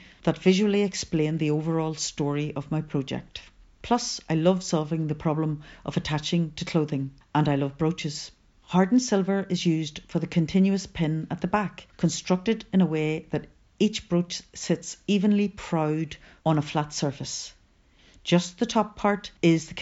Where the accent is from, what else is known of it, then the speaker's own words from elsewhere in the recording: Newry, Northern Ireland, United Kingdom; my hometown Newry